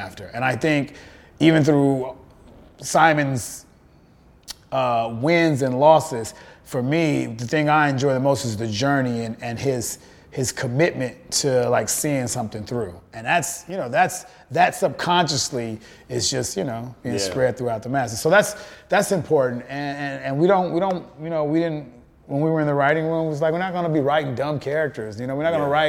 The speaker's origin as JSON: {"language": "English", "town": "Chicago", "region": "Illinois", "country": "United States", "tie": "born or raised there", "said": "I grew up there. I'm from the South Side of Chicago"}